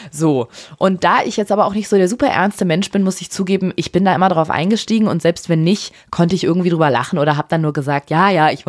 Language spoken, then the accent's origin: German; Afghanistan; dass wenn ich mittlerweile sage, ich komme aus Afghanistan, wenn ich gefragt werde, dass ich kriege ganz andere Reaktionen